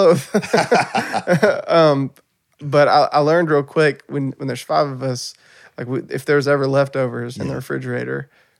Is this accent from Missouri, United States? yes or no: no; Paris, Tennessee, United States; Yeah, man, I'm a Paris, Tennessee boy, born and raised, you know? That's just me. And so I grew up riding four-wheelers and fishing and all those things.